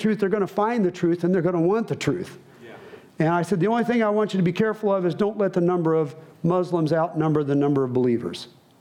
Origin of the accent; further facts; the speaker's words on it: United States; I'm an American missionary.